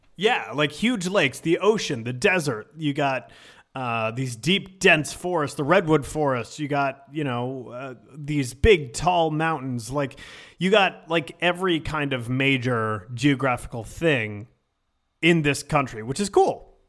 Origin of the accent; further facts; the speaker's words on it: Richmond, Virginia, United States; also born or lived in Syracuse, New York; I moved down here when I was, I moved to Richmond, Virginia when I was, like, eight